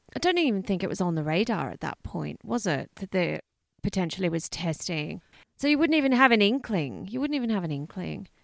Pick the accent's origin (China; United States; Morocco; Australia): Australia; growing up in Australia